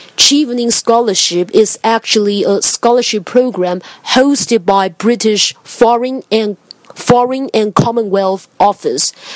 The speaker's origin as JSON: {"language": "English", "country": "Taiwan", "second_language": "English", "said": "I come from Taiwan"}